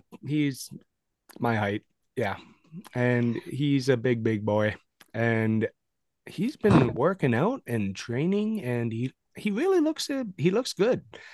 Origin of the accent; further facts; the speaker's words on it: Welland, Ontario, Canada; moved away; I'm from Welland.